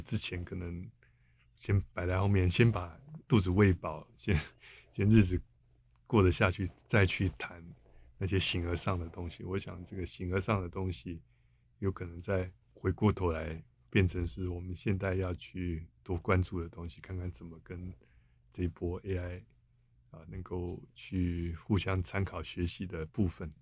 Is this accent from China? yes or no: no; Taiwan; 我们台湾这边有在讨论啊